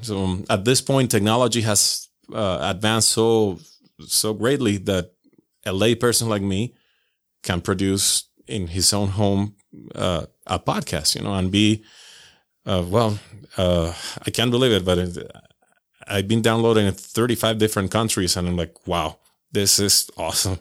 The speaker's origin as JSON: {"language": "English", "country": "Venezuela", "moved": "as an adult", "lives_now": "Utah, United States", "said": "I'm originally from Venezuela"}